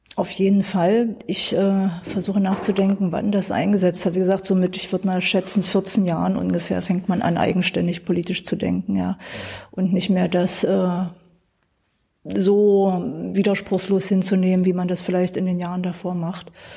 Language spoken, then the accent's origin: German; Dessau, Saxony-Anhalt, Germany; Ich bin in Dessau geboren, bin hier aufgewachsen, nie weggezogen